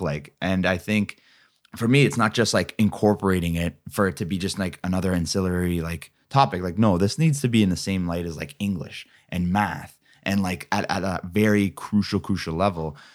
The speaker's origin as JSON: {"language": "English", "region": "Ontario", "country": "Canada", "said": "I'm from Ontario"}